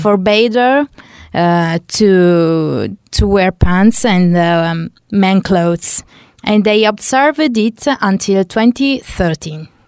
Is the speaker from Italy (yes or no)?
yes; Italy; I came from Italy